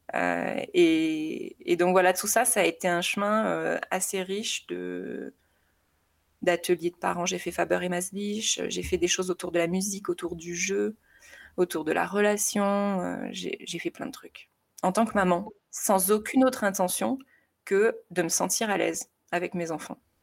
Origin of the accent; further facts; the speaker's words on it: south of France, France; moved away as an adult; now in Haute-Savoie, France; je suis originaire du sud de la France où j'ai rencontré mon mari assez tôt. On était ensemble au collège.